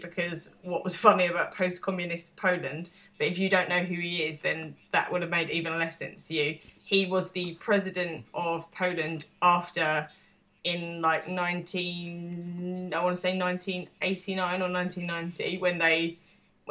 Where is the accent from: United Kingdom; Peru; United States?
United Kingdom; as a British person